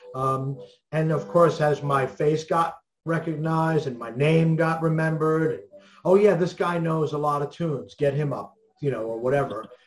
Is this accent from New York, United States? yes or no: yes; New York City, New York, United States; also born or lived in Glendale, Queens, New York; I was born in New York in Manhattan, and I live in uh, Brooklyn, Queens area of New York now.